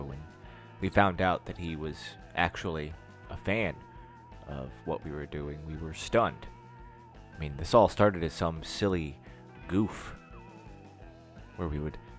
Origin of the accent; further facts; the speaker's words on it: the South, United States; We're from the South